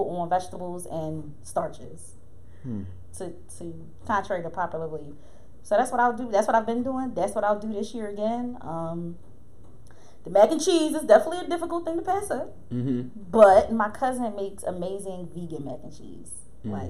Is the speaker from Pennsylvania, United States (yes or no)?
yes; Philadelphia area, Pennsylvania, United States; I am from the area of Philadelphia, not the city per se